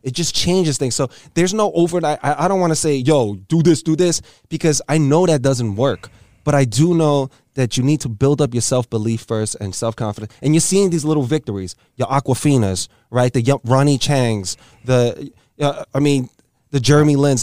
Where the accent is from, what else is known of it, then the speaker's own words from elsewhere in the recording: New York City, New York, United States; I grew up in L E S